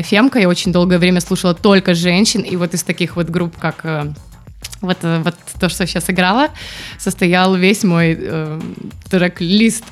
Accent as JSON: {"language": "Russian", "town": "Barysaw", "region": "Minsk Region", "country": "Belarus", "moved": "yes", "said": "я же из Борисова"}